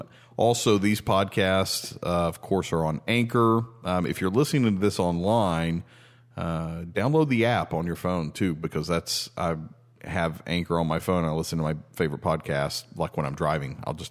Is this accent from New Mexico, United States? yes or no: no; Tennessee, United States; We're originally from Tennessee.